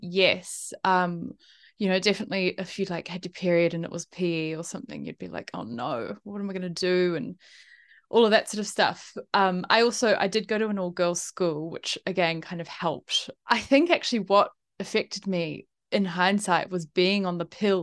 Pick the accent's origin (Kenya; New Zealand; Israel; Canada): New Zealand; also born or lived in Italy / United Kingdom / Melbourne, Australia; now in Sydney, Australia; I'm from New Zealand originally. I grew up there